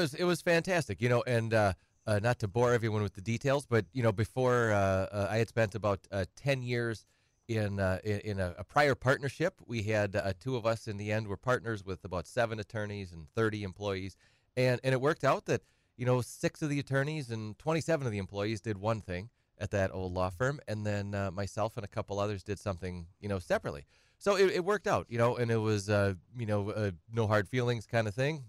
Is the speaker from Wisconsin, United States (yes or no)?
yes; Edgar, Wisconsin, United States; also born or lived in Madison / Twin Cities; now in Wausau, United States; I'm from Edgar originally